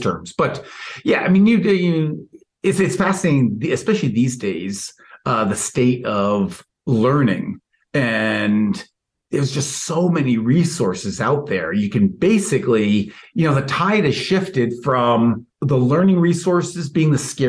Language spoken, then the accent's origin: English; New York City, New York, United States; moved away as an adult; now in Milwaukee, United States; I grew up in New York City